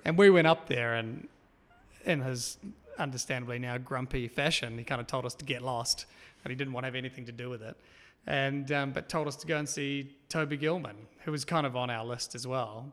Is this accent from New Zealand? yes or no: yes; Auckland, New Zealand; I was born and raised in Auckland, out in East Auckland, so seaside, coastal town.